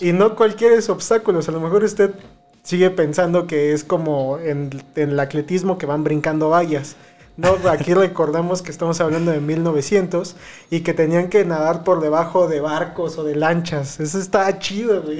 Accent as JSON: {"language": "Spanish", "country": "Mexico"}